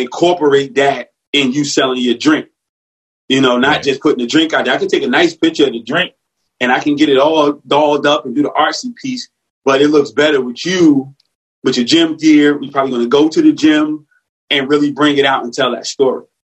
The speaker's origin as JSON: {"language": "English", "town": "Newark", "region": "New Jersey", "country": "United States", "tie": "born or raised there", "said": "grew up in North New Jersey"}